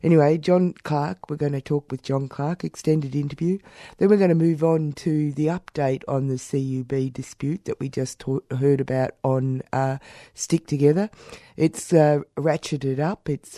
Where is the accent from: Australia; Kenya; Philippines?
Australia; I'm showing my racist heart, Australian racist heart.